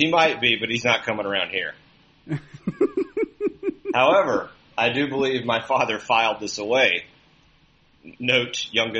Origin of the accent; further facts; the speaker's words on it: Mississippi, United States; I'm from Mississippi, dude.